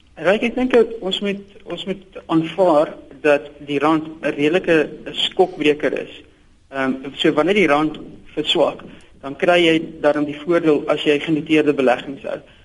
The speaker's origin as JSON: {"language": "Afrikaans", "country": "South Africa", "said": "ons as Suid-Afrikaners"}